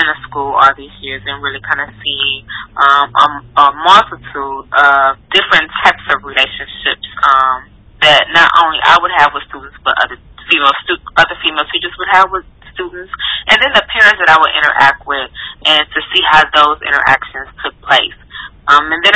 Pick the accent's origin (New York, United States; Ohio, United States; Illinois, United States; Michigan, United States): Ohio, United States; Cleveland; I grew up in Cleveland, Ohio.